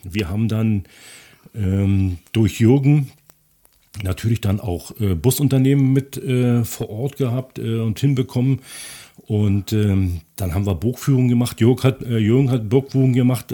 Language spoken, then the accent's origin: German; Pritzwalk, Brandenburg, Germany; also born or lived in Potsdam; nach Pritzberg wieder zurück, zu meinem Heimatort